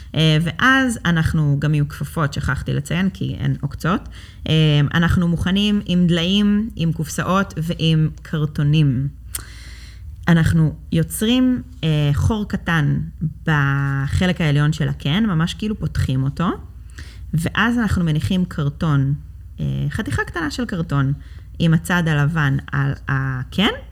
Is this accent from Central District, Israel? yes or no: yes; Ra'anana, Central District, Israel; אני במקור מרעננה, עיר האורות